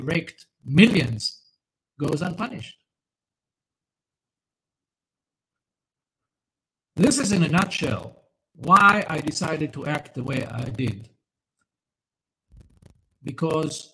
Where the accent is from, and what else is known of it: Israel